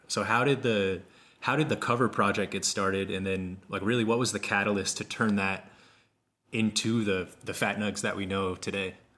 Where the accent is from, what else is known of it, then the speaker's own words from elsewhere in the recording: Kansas, United States; I grew up in Kansas.